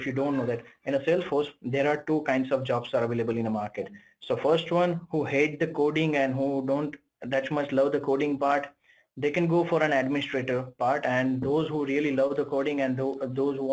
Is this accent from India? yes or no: yes; India; I'm from India